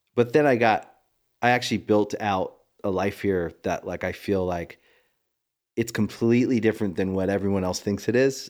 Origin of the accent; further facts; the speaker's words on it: Maryland, United States; moved away; I was from Maryland